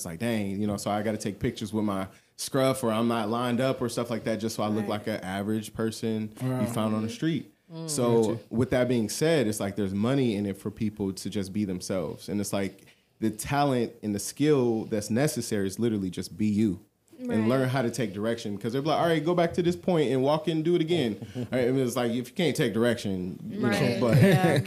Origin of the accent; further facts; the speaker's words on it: Youngstown, Ohio, United States; moved away as an adult; I'm from Youngstown.